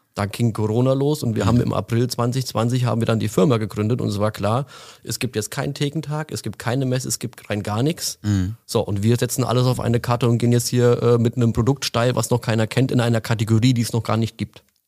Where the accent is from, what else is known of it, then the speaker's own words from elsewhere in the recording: Frankfurt, Hesse, Germany; now in Allgäu, Germany; Ursprünglich komme ich äh, aus der Frankfurter Ecke. Mich hat es vor einigen Jahren dann ins Allgäu verschlagen